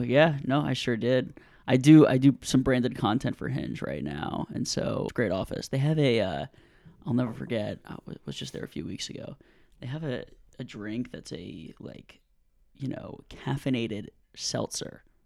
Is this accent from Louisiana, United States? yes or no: yes; New Orleans, Louisiana, United States; I grew up in New Orleans